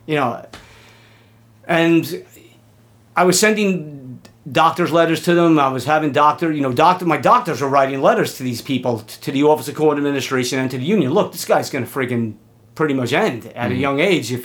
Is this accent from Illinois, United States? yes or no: no; New York City, New York, United States; I'm from Queens